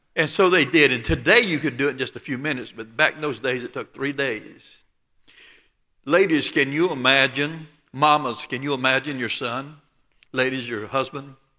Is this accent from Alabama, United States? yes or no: yes; Dothan, Alabama, United States; accent: Lower Alabama; I was born and raised just south of Dothan, Alabama, on the Florida state line